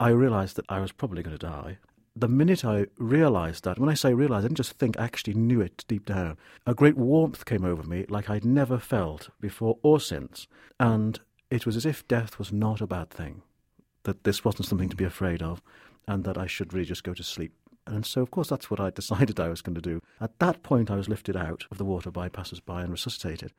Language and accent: English; Wales, United Kingdom; now in Aberdeen, United Kingdom; I grew up in Wales